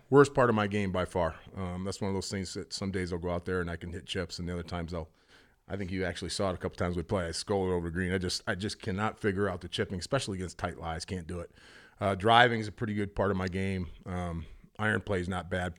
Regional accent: Traverse City, Michigan, United States; I grew up in Traverse City

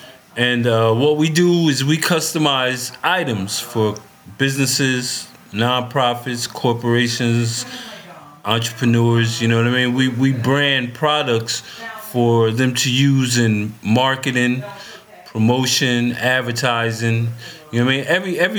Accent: Paterson, New Jersey, United States; now in Texas, United States; I'm a Texas transplant. I'm from New Jersey.

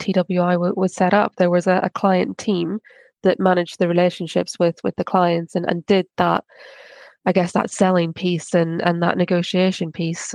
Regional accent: Ireland; I'm Irish

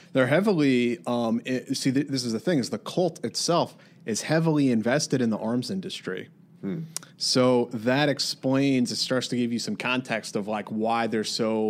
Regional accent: Sleepy Hollow, New York, United States; They have a compound of some kind not far from where I grew up in Tarrytown in Sleepy Hollow, New York.

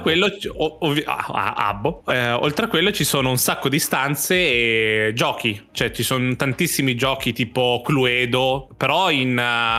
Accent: Italy; io sono italiano.

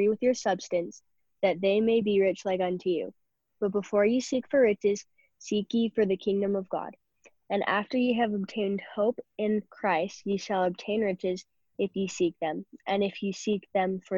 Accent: Utah, United States; I'm 14 and I'm from Utah

